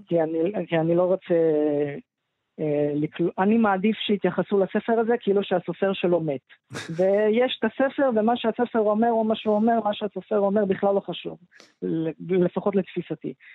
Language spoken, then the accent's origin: Hebrew; Israel; אני גדלתי פה, אני לא גדלתי במקום אחר